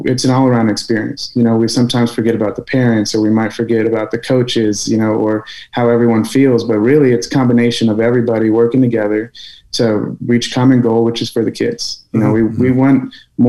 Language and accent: English; San Antonio, Texas, United States; I loved UTSA. It's my hometown